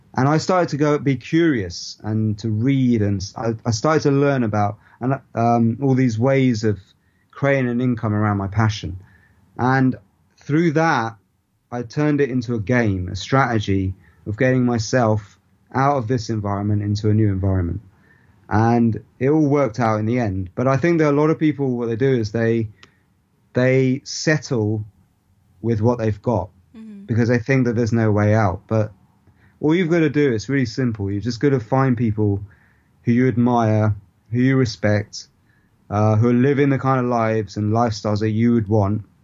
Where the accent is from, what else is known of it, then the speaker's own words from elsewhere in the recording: India; my ancestral roots is the part of India that I'm from